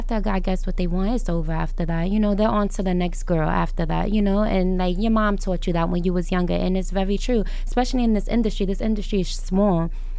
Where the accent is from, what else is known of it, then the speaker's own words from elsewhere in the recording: New York City, New York, United States; I'm from the Bronx, you know, I'm from the hood